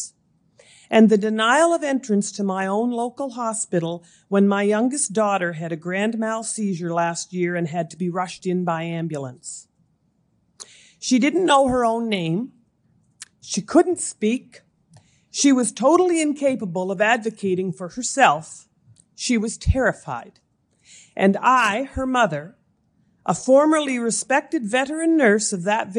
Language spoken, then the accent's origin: English; Amherst, Nova Scotia, Canada; also born or lived in Moncton, New Brunswick; I was born and raised in Amherst, Nova Scotia